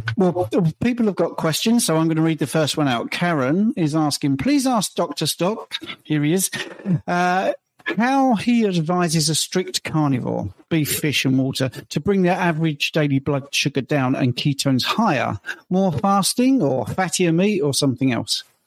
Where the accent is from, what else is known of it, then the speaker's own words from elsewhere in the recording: United Kingdom; I'm British